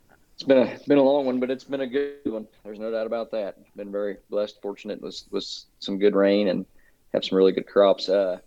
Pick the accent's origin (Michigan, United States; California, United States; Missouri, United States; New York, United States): Missouri, United States; I'm from Shelby County, Missouri.